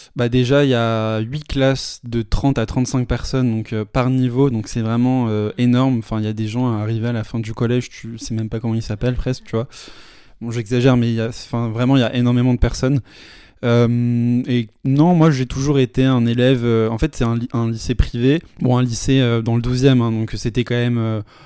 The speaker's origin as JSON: {"language": "French", "town": "Paris", "region": "Île-de-France", "country": "France", "tie": "born or raised there", "said": "J'ai toujours euh, vécu à Paris, je suis né à Paris, j'ai toujours vécu toute ma vie à Paris."}